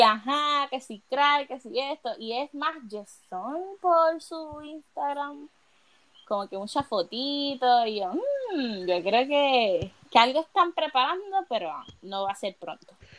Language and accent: Spanish; Puerto Rico; en mi país, que es un país donde el eh, es trópico, acá no baja de 95